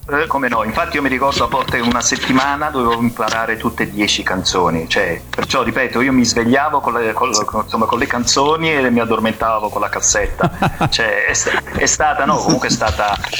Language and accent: Italian; Naples, Campania, Italy; sono napoletano